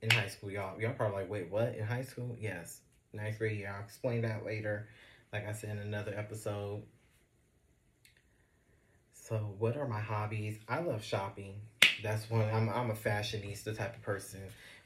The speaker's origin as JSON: {"language": "English", "town": "Los Angeles", "region": "California", "country": "United States", "said": "I'm from Los Angeles, California."}